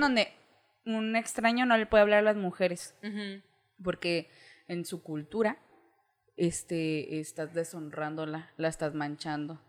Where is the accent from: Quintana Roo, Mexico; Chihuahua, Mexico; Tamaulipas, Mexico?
Chihuahua, Mexico; Ciudad Juárez; yo vengo de Ciudad Juárez.